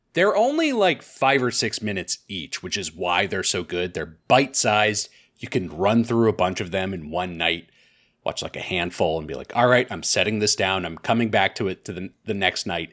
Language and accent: English; United States; as an American